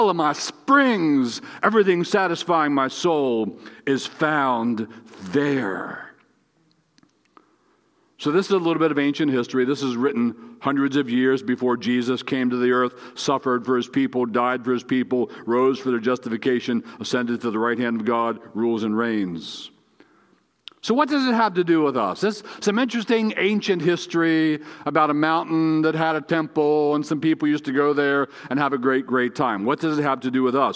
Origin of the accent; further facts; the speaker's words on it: Gettysburg, Pennsylvania, United States; I was born in Gettysburg